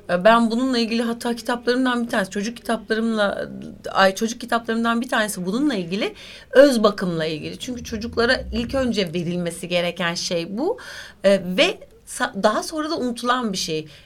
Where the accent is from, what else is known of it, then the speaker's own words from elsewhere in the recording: Turkey; Sakin bir insanımdır. Öyle çok tasasızımdır yani tam bir Türk'üm. E, yani memleket insanıyım diyeyim.